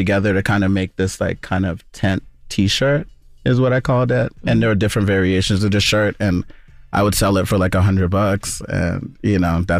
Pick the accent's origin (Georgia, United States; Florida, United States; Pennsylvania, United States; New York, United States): New York, United States; Queens; I live in Brooklyn on this side here, too, but yeah. I'm from Left Rack City. I'm from Queens.